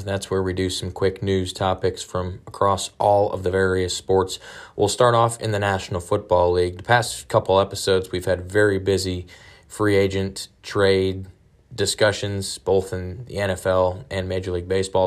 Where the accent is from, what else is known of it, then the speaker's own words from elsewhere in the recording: Detroit, Michigan, United States; now in Dallas, United States; that is my hometown, I was born, uh, in Detroit